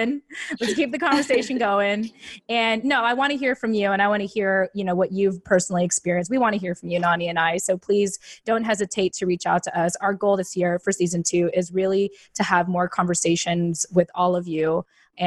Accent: United States; We are Filipino American women.

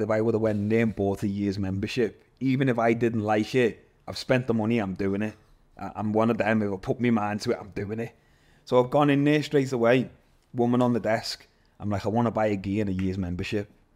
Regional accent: Liverpool, North West England, United Kingdom; moved away as an adult; also born or lived in Malaysia; I'm from Liverpool. I've never really seen no different cultures

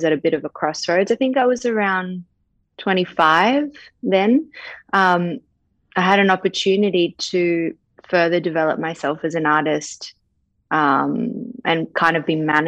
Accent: Sydney, New South Wales, Australia; also born or lived in New York, United States; I was born in New York. Family moved to Bondi Beach when I was like two. So raised in Bondi. So I'm like a dual citizen, but very much an Aussie because I've lived here my whole life.

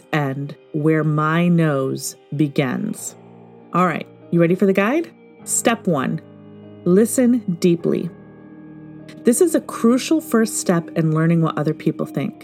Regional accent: Michigan, United States; now in Pacific Northwest, United States; growing up in Michigan

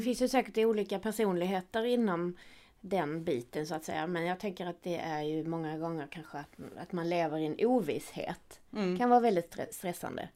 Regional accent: Skåne, Sweden; accent: Scanian (skånska); now in Gothenburg, Sweden; min skånska

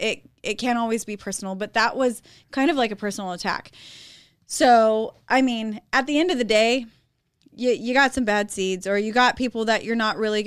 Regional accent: Shafter, California, United States; I'm from Shafter

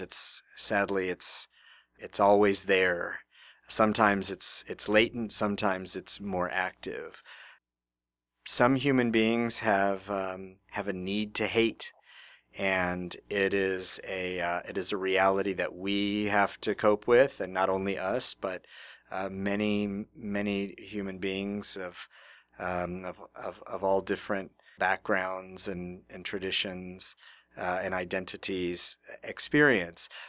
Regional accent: Houston, Texas, United States; now in Nebraska, United States; I grew up in Houston, Texas

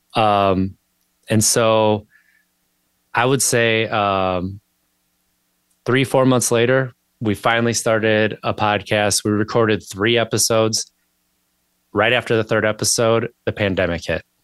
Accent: Wisconsin, United States; moved away as an adult; now in Virginia, United States; I grew up in Wisconsin

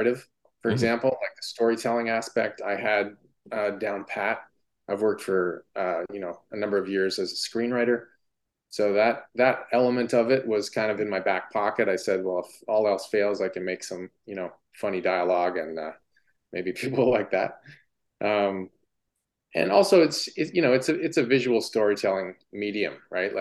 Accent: Ottawa, Ontario, Canada; also born or lived in Toronto; back to my hometown of Ottawa

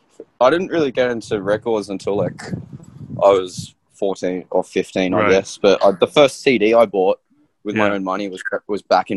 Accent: Mackay, Queensland, Australia; also born or lived in Sunshine Coast, Queensland; I grew up in a town called Mackay, which is it's in central Queensland. It's like a real sort of mining town.

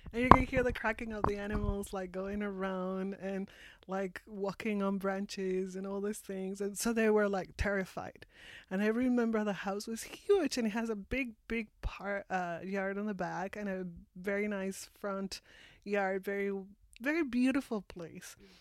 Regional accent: Mexico City, Mexico; English is a second language; moved away as an adult; now in Victoria, Canada; I am from Mexico, originally from Mexico City. I was born and raised and lived most of my life there.

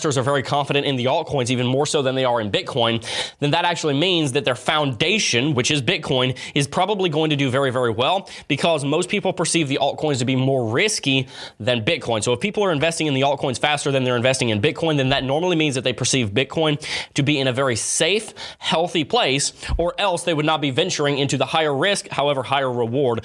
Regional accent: the South, United States; accent: southern; my southern accent came out there

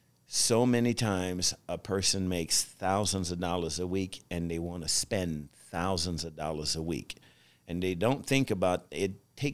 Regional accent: the South, United States; growing up in the South where I grew up from, we didn't have a lot financially

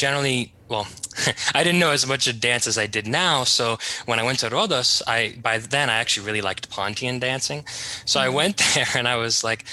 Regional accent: Hollywood, Florida, United States; also born or lived in Jacksonville, Florida; when I was four, we moved to Hollywood, Florida

